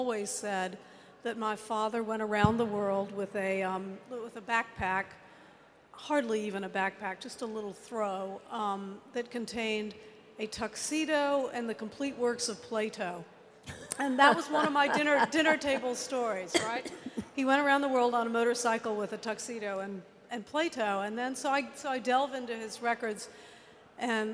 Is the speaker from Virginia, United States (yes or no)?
yes; Virginia, United States; I come from Virginia